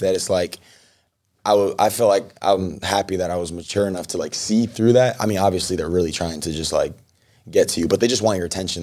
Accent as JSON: {"language": "English", "region": "New York", "country": "United States", "also_born_or_lived": "Michigan", "moved": "as an adult", "lives_now": "Los Angeles, United States", "said": "I'm from New York"}